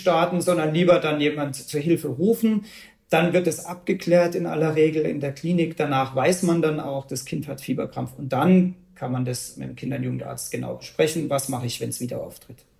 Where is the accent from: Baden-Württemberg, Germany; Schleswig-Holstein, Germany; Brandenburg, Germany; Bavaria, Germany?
Bavaria, Germany; bei uns in Bayern